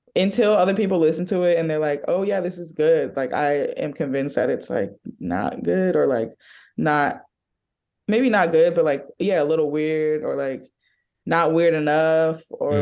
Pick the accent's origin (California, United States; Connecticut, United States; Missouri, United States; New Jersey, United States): California, United States; Oakland; I'm from Oakland